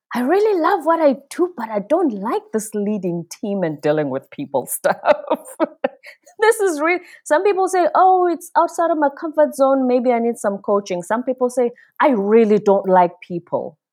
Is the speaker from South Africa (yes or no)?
yes; South Africa; moved away as an adult; also born or lived in South Korea; I'm from the Zulu tribe in South Africa. I grew up in this system called apartheid